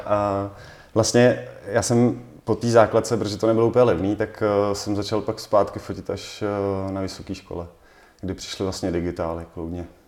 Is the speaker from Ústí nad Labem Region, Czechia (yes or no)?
no; Litomyšl, Pardubice Region, Czechia; protože jsem z Litomyšle